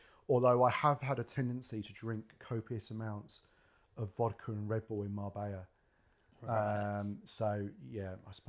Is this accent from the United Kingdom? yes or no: yes; London, United Kingdom; You know, I've grown up in that city and I've boshed around that city pretty much all my life.